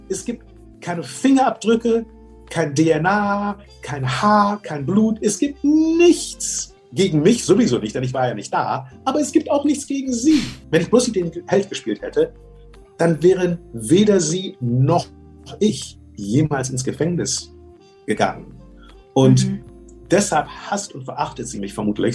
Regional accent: Germany; moved away; also born or lived in United States; komme ich zurück nach Deutschland, mein Heimatland

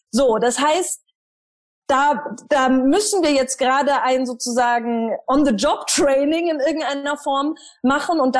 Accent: Germany; da haben wir ein tolles Buch als Deutsche, nämlich unser Grundgesetz.

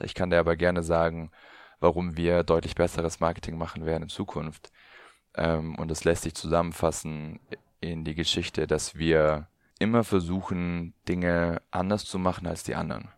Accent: Allgäu, Bavaria, Germany; ich komme aus dem Allgäu

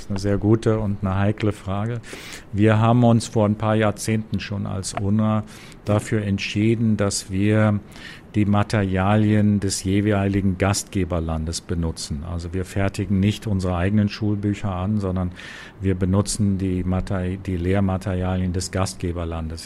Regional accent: Germany; moved away as an adult; also born or lived in Lebanon / New York; now in Gaza Strip; bin Deutscher

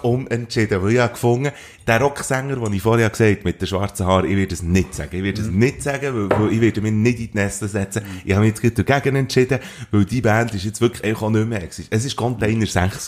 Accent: Switzerland; als Schweizer Journalist

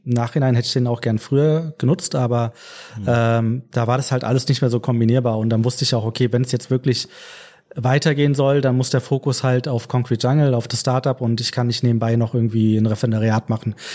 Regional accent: Frankfurt, Hesse, Germany; ich bin gebürtiger Frankfurter, also lebe mein ganzes Leben schon in Frankfurt, auch dem richtigen Frankfurt, Frankfurt am Main

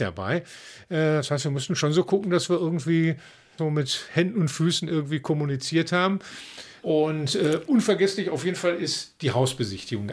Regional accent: Dortmund, North Rhine-Westphalia, Germany; wir als Dortmunder

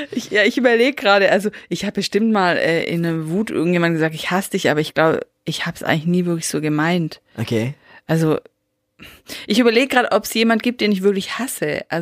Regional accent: Baden-Württemberg, Germany; Wir sind halt Schwaben.

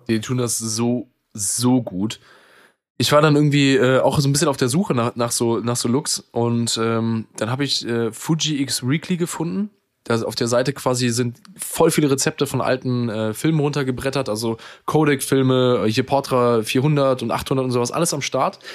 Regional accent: Germany; ich bin selber Deutscher

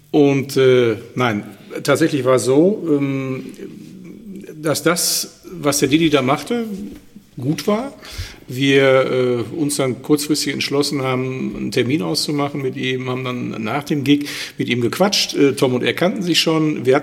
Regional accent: Schwelm, North Rhine-Westphalia, Germany; born there; Ich bin gar nicht in Wuppertal geboren.

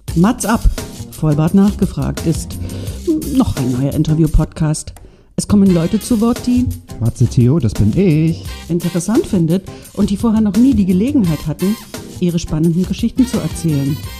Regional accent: Mecklenburg-Vorpommern, Germany; ich ja auch aus Mecklenburg komme

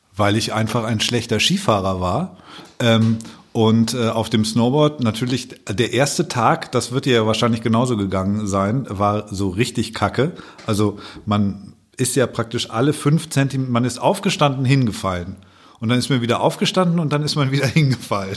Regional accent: Allgäu, Bavaria, Germany; now in Hamburg, Germany; ich komme aus dem Allgäu eigentlich, lebe jetzt seit langer Zeit schon in Hamburg

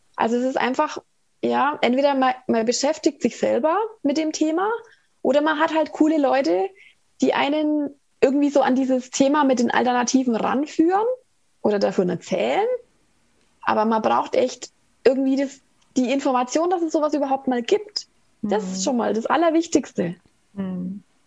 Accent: Ansbach, Bavaria, Germany; aus Ansbach

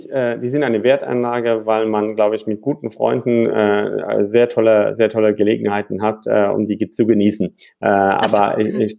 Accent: Frankfurt, Hesse, Germany; born there; also born or lived in London; sonst sage ich immer, Frankfurt, als gebürtiger Frankfurter musste sagen, wir haben alles.

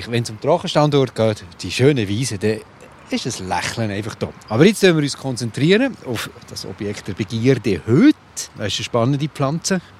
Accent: Switzerland; Also bei uns in der Schweiz

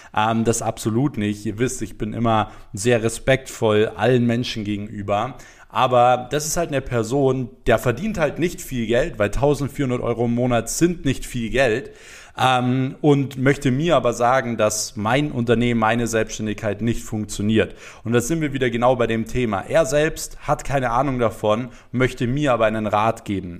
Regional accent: Germany; bei uns in Deutschland

